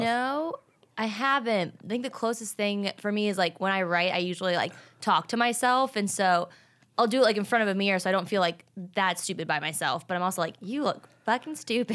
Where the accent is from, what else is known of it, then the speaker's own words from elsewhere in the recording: Richmond, Virginia, United States; moved away as an adult; also born or lived in Atlanta, Georgia / South Carolina; now in Los Angeles, United States; I'm from Richmond, Virginia